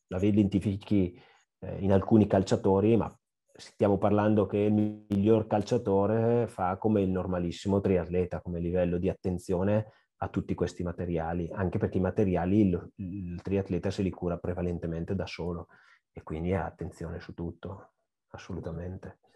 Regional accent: Brescia, Lombardy, Italy; io bresciano

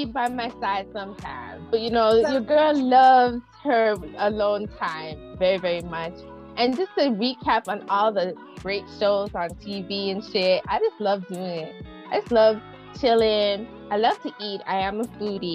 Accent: Toronto, Ontario, Canada; I'm a Canadian. I'm from Toronto, Canada, Ontario. It's the city that I live in.

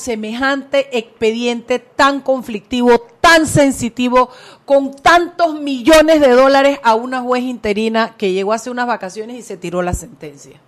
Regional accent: Panama; Somos panameños

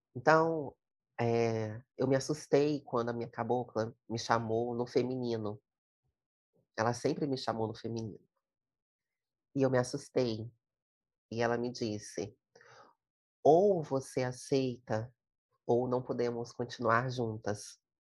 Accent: Fonte Grande hill, Espírito Santo, Brazil; à boca da mata da Fonte Grande, que é o morro onde eu nasci, onde eu morro

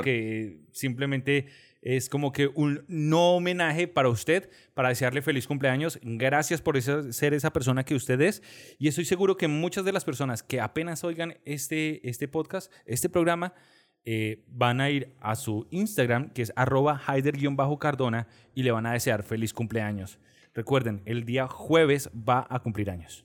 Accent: Bogotá, Colombia; nosotros como buenos cachacos

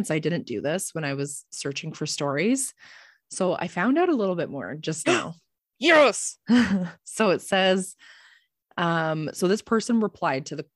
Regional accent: Alberta, Canada; So a bit of a backstory. I'm a Canadian ooh, ooh, from Alberta.

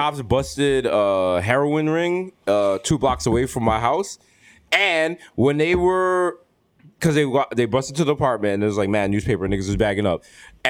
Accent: New York City, New York, United States; because I'm from the Bronx

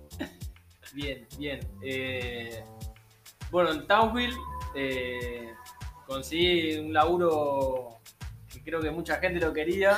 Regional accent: Argentina; moved away as an adult; now in Australia

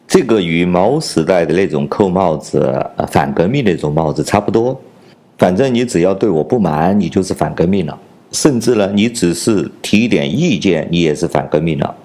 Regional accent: China; 我是来自中国大陆的

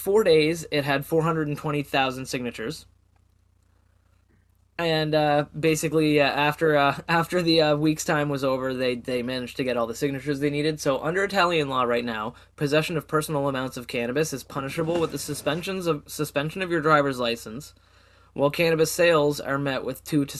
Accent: Canada; As a Canadian

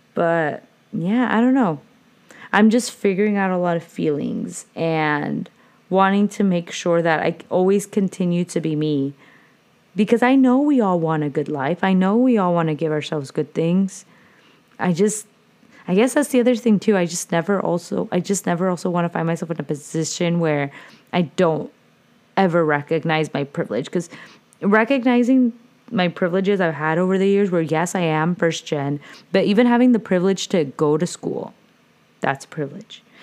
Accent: Orange / Santa Ana, California, United States; also born or lived in Santa Ana, California; I was born in Orange, and was raised the first five years in Santana and was near Flower Street.

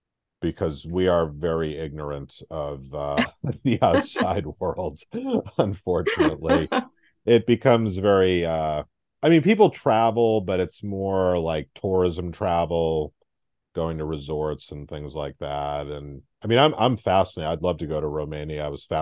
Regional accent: United States; also born or lived in New York; now in Boston, United States; I'm typical American.

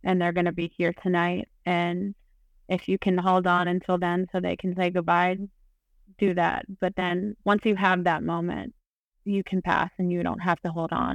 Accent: Delaware, United States; I grew up in Delaware, but all of my family is from New York

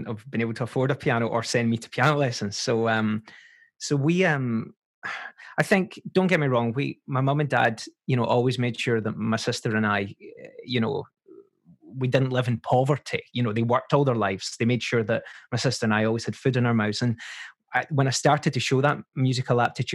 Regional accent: Paisley, Scotland, United Kingdom; accent: Scottish; grew up in a modest little flat with my mum, my dad, my sister

